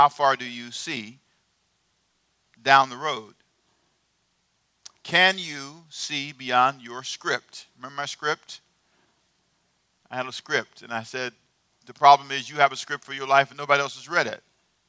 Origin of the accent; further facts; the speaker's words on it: Los Angeles, California, United States; also born or lived in Savannah; Who was born in Savannah? I was. Okay. But I was raised in Los Angeles.